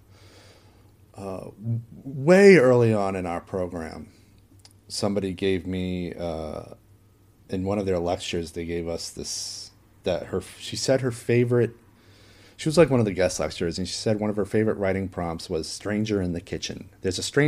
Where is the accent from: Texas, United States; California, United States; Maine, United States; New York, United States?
Maine, United States; my hometown in Maine